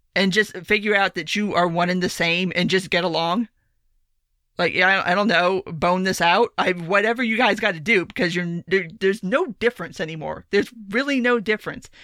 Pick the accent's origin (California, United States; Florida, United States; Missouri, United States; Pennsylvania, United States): Florida, United States; South; I grew up in South Florida